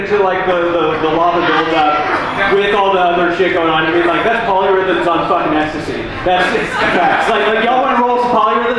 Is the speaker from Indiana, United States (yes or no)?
no; near Seattle, Washington, United States; I grew up near Seattle